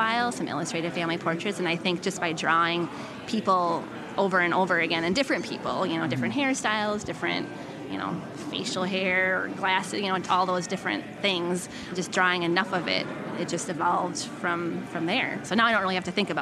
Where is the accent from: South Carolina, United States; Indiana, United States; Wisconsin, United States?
Wisconsin, United States; Marathon; moved away as an adult; also born or lived in Green Bay, Wisconsin; now in Madison, United States; I was born in Green Bay. I lived there for 2 years, and then I moved to Marathon, which is up near Wausau, and I went to school in Madison